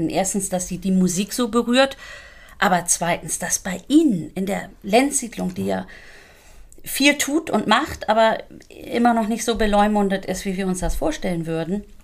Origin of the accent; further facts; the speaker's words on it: Schleswig-Holstein, Germany; now in Hamburg, Germany; ich selber komme ja aus Schleswig-Holstein.